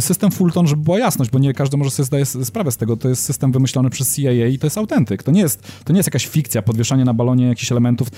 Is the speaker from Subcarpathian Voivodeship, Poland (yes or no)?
no; Brzeg, Opole Voivodeship, Poland; now in Gdynia, Poland; ja się wychowałem na południu Polski, spędziłem swoje dzieciństwo i tam blisko miasta, w którym, z którego pochodzę, pochodzę z brzegu